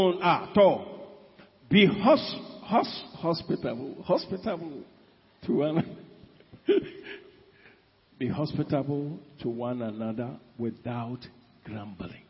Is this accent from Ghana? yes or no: yes; Ashanti, Ghana; I come from Ashanti region